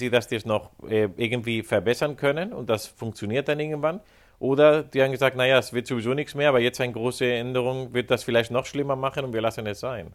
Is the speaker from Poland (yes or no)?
no; Spain; Als, Spanier